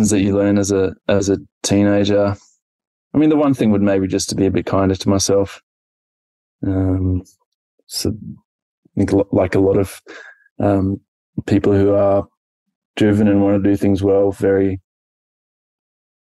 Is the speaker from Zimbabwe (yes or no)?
yes; Zimbabwe; now in Australia; growing up in Zimbabwe